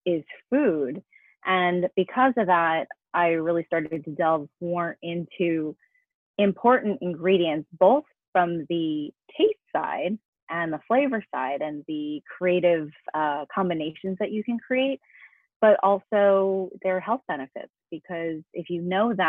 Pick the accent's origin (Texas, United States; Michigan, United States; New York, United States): New York, United States; moved away as an adult; now in Los Angeles, United States; I was born and raised in New York, so I'm actually American